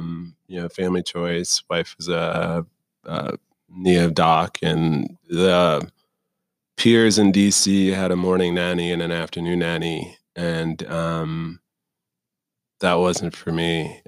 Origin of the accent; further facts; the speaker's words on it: Clearwater, Florida, United States; So, the formative years, as you like to call them, were in Clearwater, Florida.